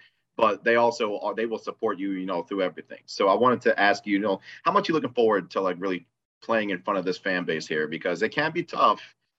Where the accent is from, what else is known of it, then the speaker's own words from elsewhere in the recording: Michigan, United States; I'm from Michigan, Jaden. I'm a Detroit Lions fan.